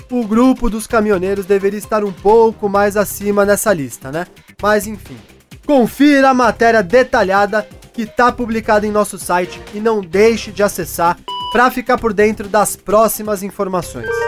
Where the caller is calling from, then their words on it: Suzano, São Paulo, Brazil; sou de Suzano, São Paulo, mas trabalho na região de Campinas.